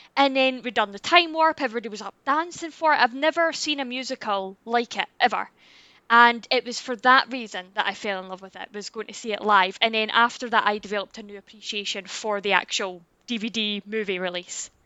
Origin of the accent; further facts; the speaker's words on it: Scotland, United Kingdom; I am Scottish.